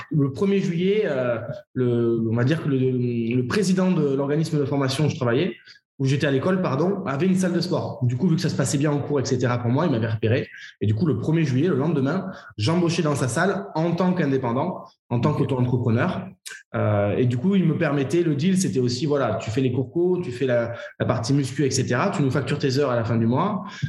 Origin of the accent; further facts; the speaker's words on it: Bordeaux, Nouvelle-Aquitaine, France; also born or lived in Paris; je suis bordelais